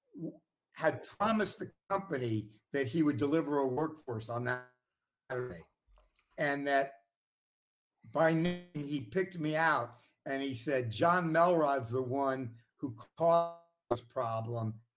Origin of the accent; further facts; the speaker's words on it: Washington, District of Columbia, United States; nineteen fifties when I was born in Washington, D C